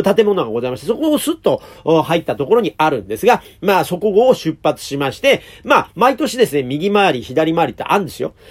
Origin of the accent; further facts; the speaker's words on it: Edogawa, Tokyo, Japan; also born or lived in Asakusa, Tokyo; もともと私ね、東京でも端っこの方でね、江戸川区というところ出身でございます